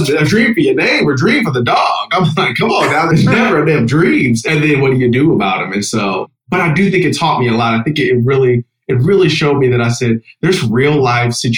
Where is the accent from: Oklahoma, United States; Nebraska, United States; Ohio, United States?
Ohio, United States; Akron; I grew up in Akron, Ohio, LeBron James